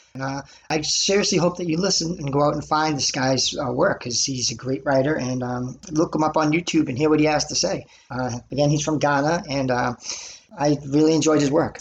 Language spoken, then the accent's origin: English; Lynn, Massachusetts, United States; I'm from Lynn, Mass